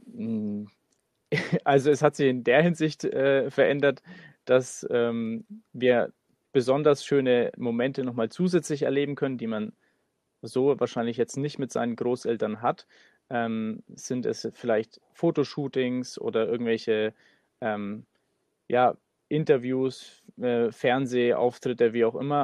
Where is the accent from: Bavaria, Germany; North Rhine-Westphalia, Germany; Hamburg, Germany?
Bavaria, Germany; Nuremberg; wir kommen aus Nürnberg